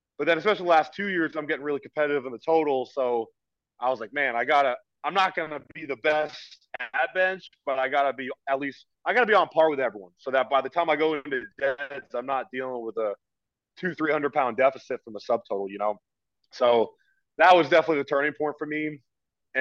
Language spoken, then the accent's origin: English; Oregon, United States; also born or lived in California; now in East Coast, United States; I'm from Oregon.